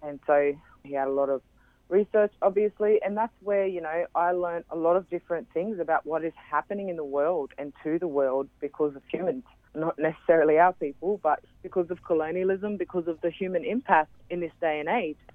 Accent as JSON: {"language": "English", "town": "Brisbane", "region": "Queensland", "country": "Australia", "tie": "born or raised there", "said": "I grew up in Brisbane"}